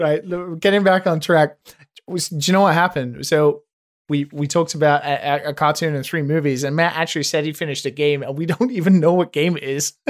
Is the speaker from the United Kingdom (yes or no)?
yes; United Kingdom; me as a Brit